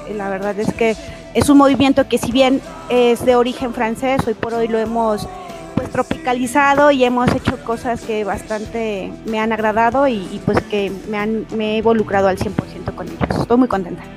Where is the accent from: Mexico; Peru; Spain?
Mexico; como mexicana